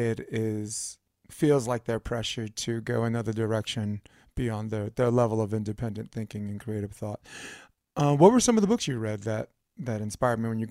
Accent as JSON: {"language": "English", "town": "New York City", "region": "New York", "country": "United States", "tie": "born or raised there", "also_born_or_lived": "Flatbush, Brooklyn", "moved": "as an adult", "lives_now": "California, United States", "said": "I grew up in Coney Island before I was 8 years old"}